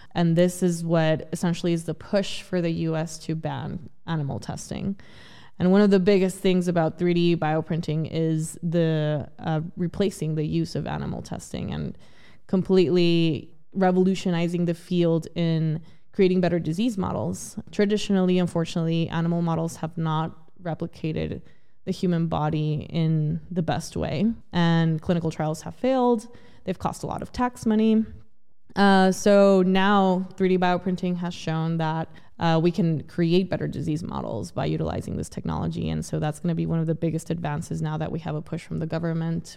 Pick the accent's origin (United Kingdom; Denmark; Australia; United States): United States; El Paso, Texas; also born or lived in Ciudad Juarez, Mexico; I originally grew up in Ciudad Juarez, Mexico, and the border city of El Paso, Texas as well